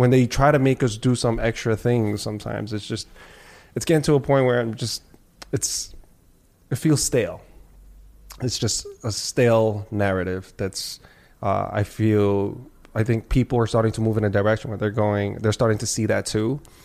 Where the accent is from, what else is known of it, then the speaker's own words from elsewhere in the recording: New York City, New York, United States; I grew up in New York City